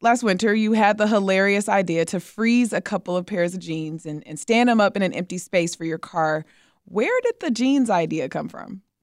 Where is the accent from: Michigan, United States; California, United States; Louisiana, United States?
Michigan, United States; Detroit; now in Chicago, United States; I'm from Detroit